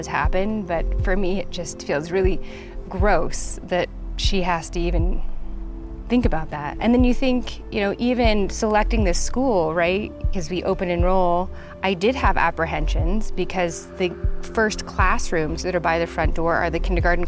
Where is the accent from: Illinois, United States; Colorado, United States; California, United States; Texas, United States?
Colorado, United States; Littleton; I grew up in Littleton, Colorado.